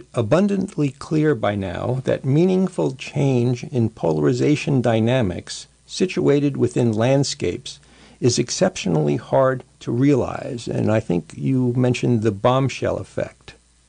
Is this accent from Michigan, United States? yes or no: no; New York, United States; I grew up in New York